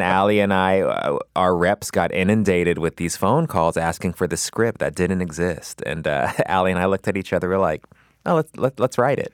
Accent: Los Angeles, California, United States; I grew up in West L

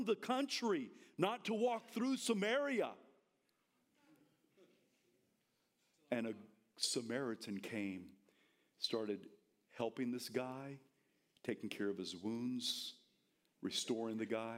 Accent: the South, United States; I'm from the South.

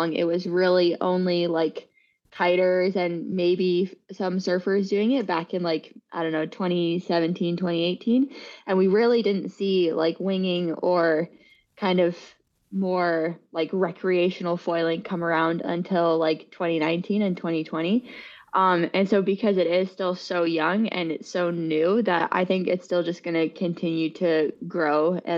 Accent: San Francisco Bay Area, California, United States; I am from the San Francisco Bay Area, born and raised here

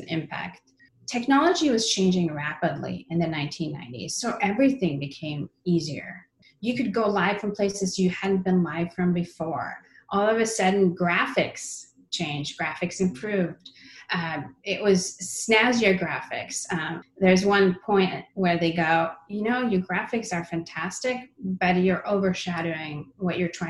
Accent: Sweden; moved away; I grew up in Sweden.

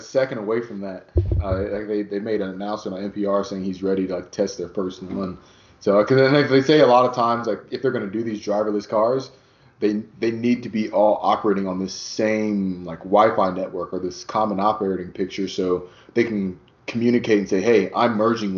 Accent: Midwest, United States; we're both from the Midwest

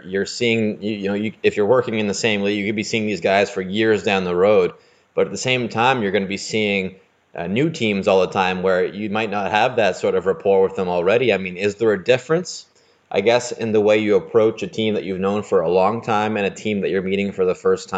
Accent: Canada; I'm a Canadian

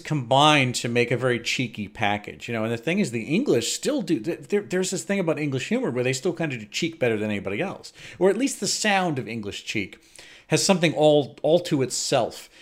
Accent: United States

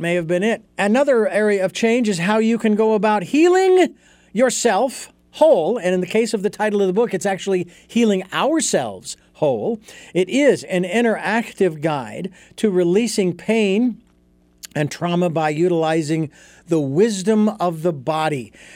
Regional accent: Phoenix, Arizona, United States; moved away; as a kid growing up in Phoenix

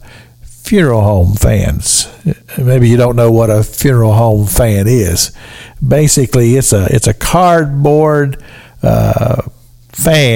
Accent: Sunrise, Kentucky, United States; the little church that I grew up in there in Sunrise, Kentucky

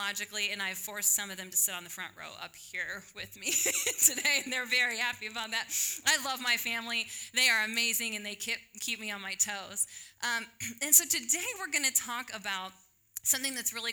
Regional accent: Illinois, United States; moved away as an adult; now in Texas, United States; I graduated from high school. I'm not going to tell you when. And I moved from Illinois down to Texas

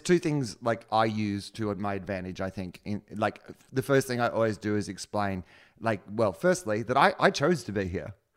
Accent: Australia; I'm an Australian

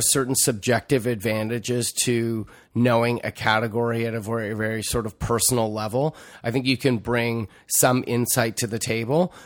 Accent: Toronto, Ontario, Canada; also born or lived in Montreal, Quebec; I left when I was two, so I don't have much recollection of that other than good hockey and good bagels. Growing up in Toronto, frankly, was great

